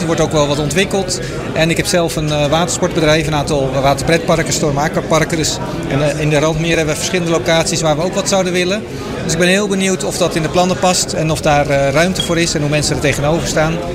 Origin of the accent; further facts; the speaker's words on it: Dronten, Flevoland, Netherlands; now in Almere, Netherlands; Ik woon in Almere, geboren in Dronten